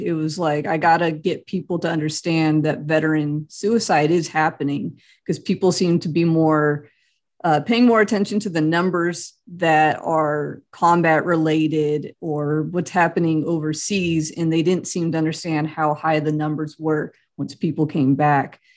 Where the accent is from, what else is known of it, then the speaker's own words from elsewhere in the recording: Central California, United States; moved away as an adult; now in Kansas, United States; I grew up in Central California